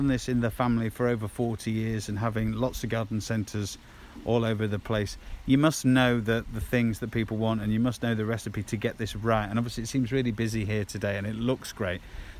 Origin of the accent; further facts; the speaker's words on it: Lincolnshire, East Midlands, United Kingdom; I am from Lincolnshire